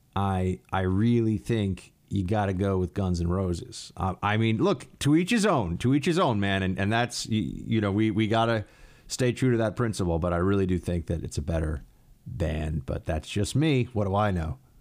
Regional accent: New York, United States; New York State, my home state

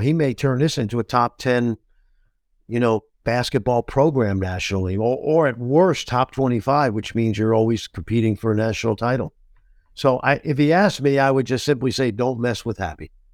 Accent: New York, United States; I'm a New Yorker

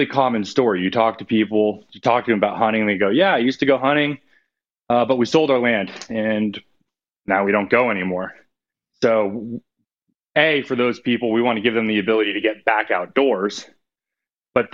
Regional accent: California, United States; moved away as an adult; also born or lived in Louisiana; I grew up duck hunting in California

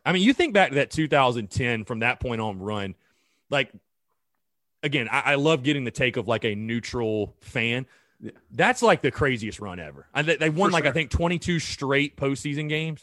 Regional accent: North Augusta, South Carolina, United States; North Augusta, my hometown

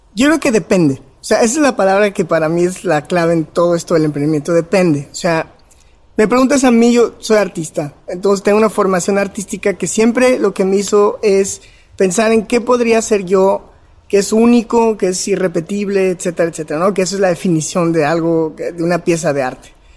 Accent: León, Guanajuato, Mexico; soy de Guanajuato, eh, crecí en la ciudad de León

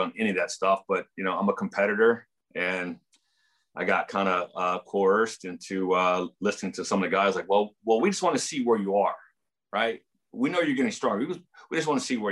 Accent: San Diego, California, United States; my hometown team that I grew up watching for so long.

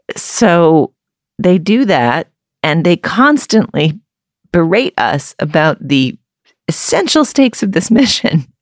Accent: New England, United States; I grew up in New England

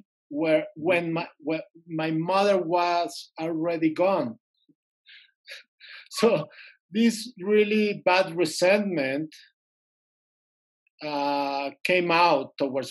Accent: Mexico City, Mexico; I'm from Mexico City

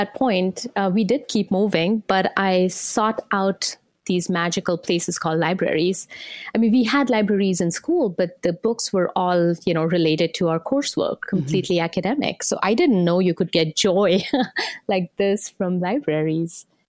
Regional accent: India; So I grew up in India. Back in the 80s, we didn't have as much of access to books.

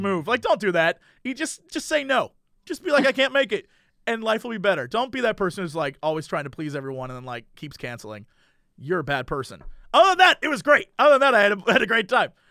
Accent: United States; I'm an American

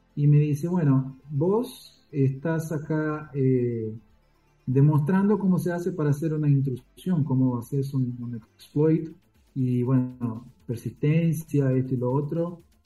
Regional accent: São Paulo, Brazil; also born or lived in Argentina; Mi familia, bueno, se radicaron en Brasil cuando yo tenía tres años de edad

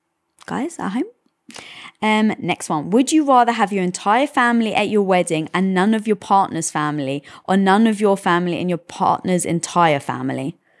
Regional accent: United Kingdom; obviously being British, we never celebrated Thanksgiving

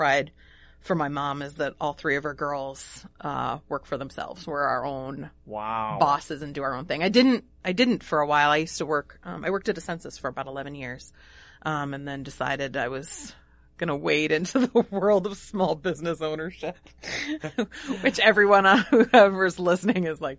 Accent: Illinois, United States; now in Pequot Lakes, United States; I'm from the Northern Illinois area, so none of them are here. I moved here for love.

